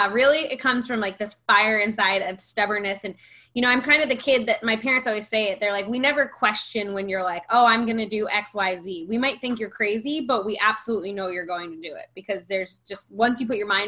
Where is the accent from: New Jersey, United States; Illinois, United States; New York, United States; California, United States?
New York, United States; I am from New York, born and raised.